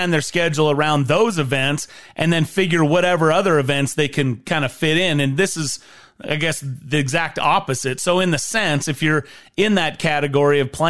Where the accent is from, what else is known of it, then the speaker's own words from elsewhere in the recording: Idaho, United States; You and I grew up in Idaho.